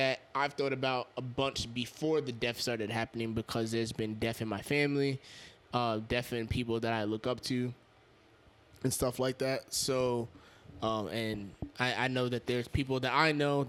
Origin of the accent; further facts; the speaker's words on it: Yonkers, New York, United States; I'm from Yonkers